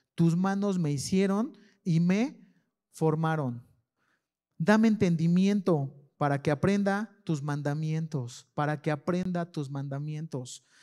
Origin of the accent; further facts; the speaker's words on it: León, Guanajuato, Mexico; soy de la San Felipe de Jesús. hecho, hecho en la Sanfe.